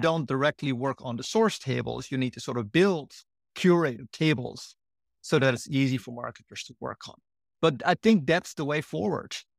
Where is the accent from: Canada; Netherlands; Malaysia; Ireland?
Netherlands; moved away as an adult; also born or lived in Durham / Berkeley; now in San Francisco, United States; I grew up in the Netherlands